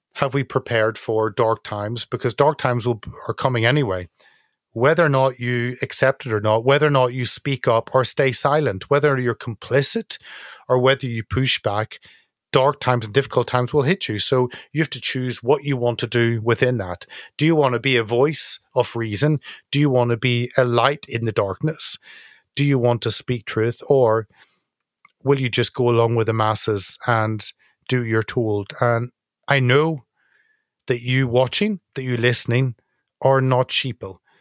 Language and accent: English; Northern Ireland, United Kingdom; as someone from Northern Ireland, 'cause I'm not English